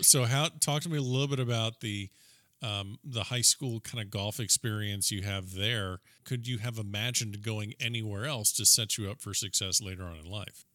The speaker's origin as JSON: {"language": "English", "region": "South Florida", "country": "United States", "said": "I'm a South Floridian"}